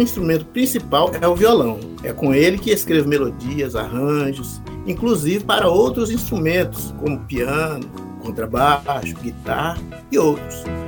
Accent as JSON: {"language": "Portuguese", "town": "Jordânia", "region": "Minas Gerais", "country": "Brazil", "tie": "born or raised there", "also_born_or_lived": "Nanuque / Belo Horizonte", "moved": "yes", "said": "eu nasci no Vale do Jequitinhonha, na cidade de Jordânia, onde a arte e a cultura estiveram sempre presentes na vida das pessoas de lá"}